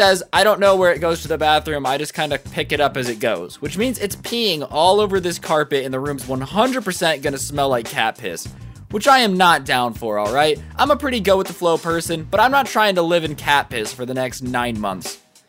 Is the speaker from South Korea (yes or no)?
yes; South Korea; I'm here for the summer since I'm from Korea.